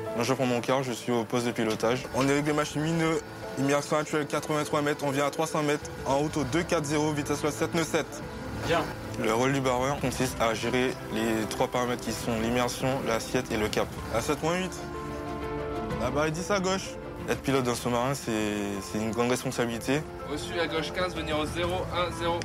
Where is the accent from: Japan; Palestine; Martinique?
Martinique; moved away; je viens de Martinique et je suis rentré dans la marine en deux mille quinze